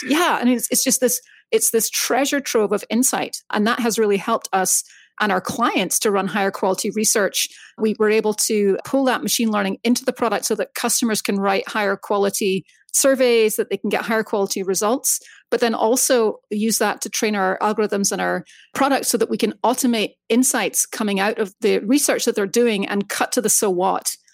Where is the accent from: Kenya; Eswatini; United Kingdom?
United Kingdom; Scotland; moved away as an adult; now in United States; I grew up in Scotland, moved to the States basically to kick off my career